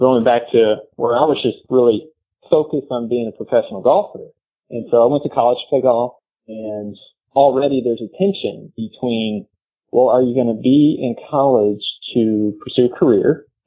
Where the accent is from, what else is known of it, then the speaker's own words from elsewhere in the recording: North Texas, United States; growing up in North Texas, that were pursuing a professional golf path